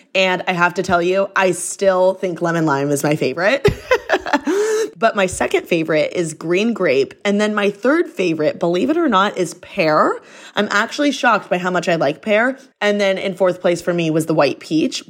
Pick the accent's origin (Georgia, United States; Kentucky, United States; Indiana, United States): Indiana, United States; moved away as an adult; now in Los Angeles, United States; my hometown is everyone's so judgmental